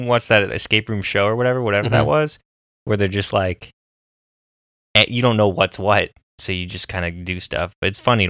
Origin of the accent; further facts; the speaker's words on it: Orange County, California, United States; moved away; growing up in Orange County.